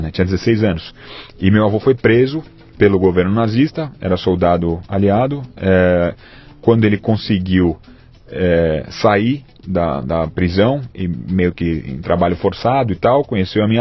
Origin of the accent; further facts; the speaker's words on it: São Paulo, Brazil; Nasci, nasci, nascido e criado. Nasci, nasci na maternidade Santa Catarina, na Avenida Paulista.